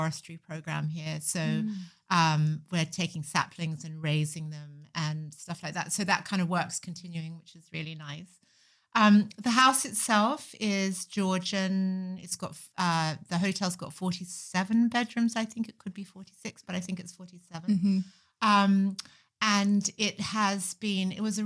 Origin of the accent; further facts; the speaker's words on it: Sydney, New South Wales, Australia; moved away as an adult; also born or lived in Paris; now in London, United Kingdom; I'm from Australia, yes. So I grew up in Sydney, which was lovely